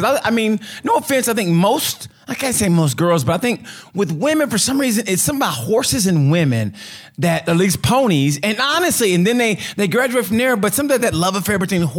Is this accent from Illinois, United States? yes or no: no; Oklahoma, United States; I am originally born and raised in Oklahoma